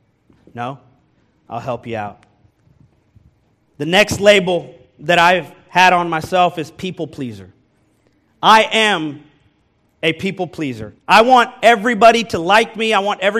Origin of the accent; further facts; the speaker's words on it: Kansas City, Missouri, United States; moved away as an adult; now in Texas, United States; I was born and raised in this country, in Kansas City, Missouri